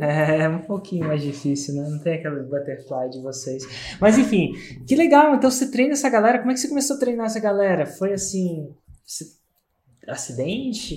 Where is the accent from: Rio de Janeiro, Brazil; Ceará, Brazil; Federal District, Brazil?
Federal District, Brazil; Brasília